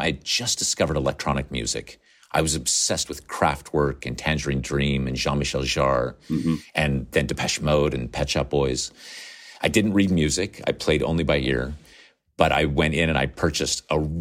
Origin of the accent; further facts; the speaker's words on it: Nevada, United States; I grew up in Nevada on the west coast of the United States. I wore actual cowboy boots.